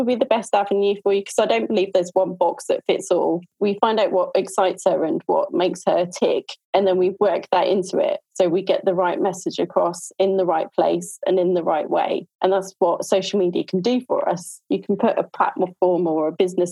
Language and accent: English; Norfolk, East of England, United Kingdom; I am from Norfolk in the UK.